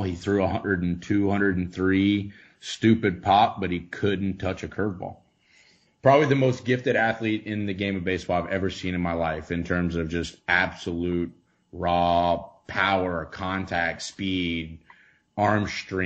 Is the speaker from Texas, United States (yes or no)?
yes; Texarkana, Texas, United States; moved away; also born or lived in Florida / Utah / Colorado; from Texarkana, Texas.